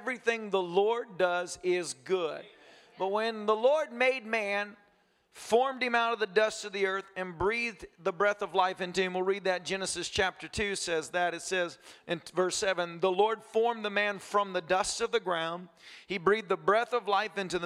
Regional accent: United States; I'm American

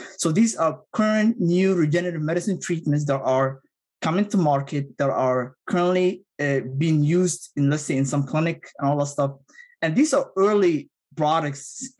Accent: Somalia; English is a second language; also born or lived in Middle East; now in United States; my home country of Somalia

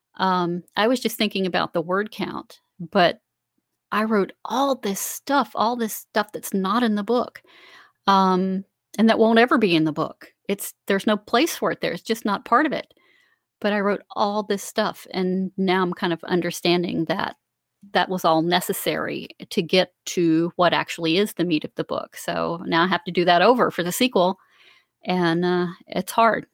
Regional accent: Central Florida, United States; now in South Carolina, United States; I grew up in Central Florida and I live in South Carolina now

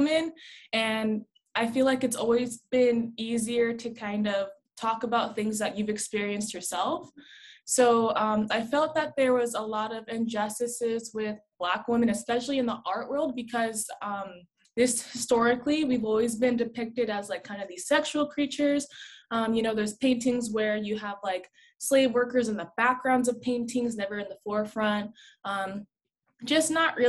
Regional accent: San Bernardino, California, United States; I grew up in San Bernardino, always went to school in San Bernardino

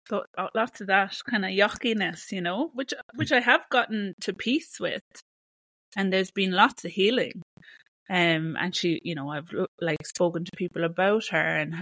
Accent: Ireland; moved away; Living in Ireland was beautiful. It's a really gorgeous country.

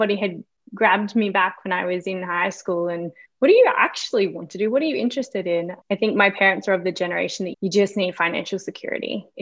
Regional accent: Geraldton, Western Australia, Australia; also born or lived in Melbourne; now in Brisbane, Australia; my hometown, which was Geraldton on the west coast

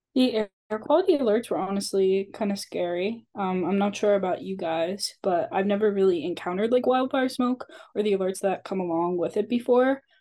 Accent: Bucks County, Pennsylvania, United States; we're all students from Bucks County, Pennsylvania

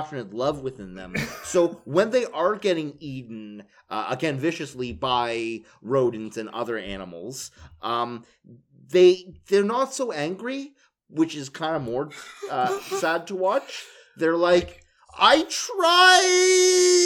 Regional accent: Canada; We're Canadian

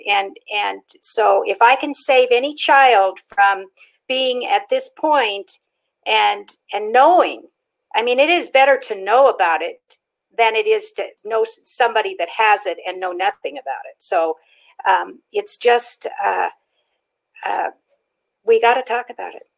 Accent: Pacific Northwest, United States; moved away as an adult; also born or lived in Nevada; now in Las Vegas, United States; I was raised up in the Pacific Northwest. I came to Nevada when I was 21 years old.

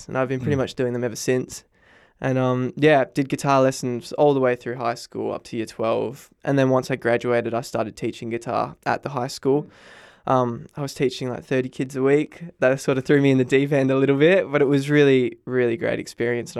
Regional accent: Bunbury, Western Australia, Australia; I'm from Bunbury. I did a bit of singing in primary school

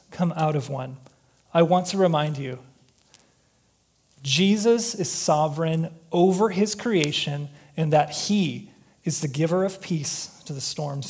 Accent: Chicago, Illinois, United States; now in Minnesota, United States; I'm from Chicago

